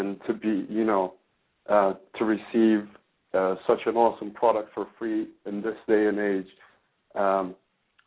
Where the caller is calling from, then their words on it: Belgium; I'm actually calling from Belgium